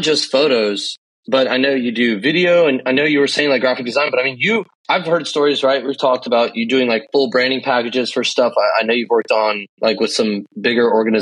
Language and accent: English; Fort Worth, Texas, United States; when I was growing up in Fort Worth, Texas